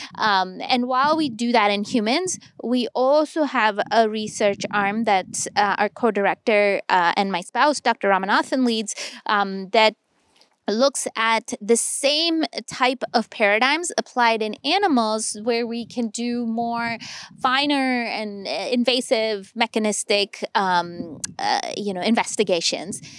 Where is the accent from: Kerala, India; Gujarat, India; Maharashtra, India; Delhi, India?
Delhi, India; moved away as an adult; now in United States; my hometown in Delhi